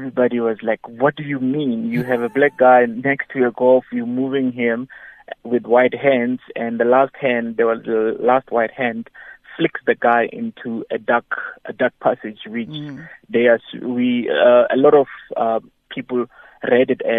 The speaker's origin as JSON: {"language": "English", "town": "Mabopane", "region": "Gauteng", "country": "South Africa", "said": "I'm from Mabupan"}